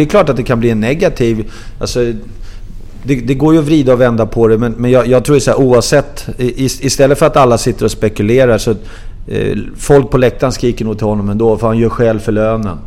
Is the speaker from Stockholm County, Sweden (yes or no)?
yes; Vendelsö, Stockholm County, Sweden; jag är ju uppvuxen ute i Vändelsö. Det ligger två och en halv mil, eh, syd om, söder om Stockholm